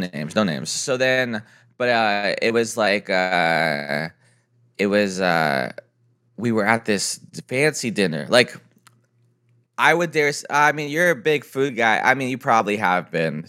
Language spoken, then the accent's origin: English; San Diego, California, United States; I'm from San Diego.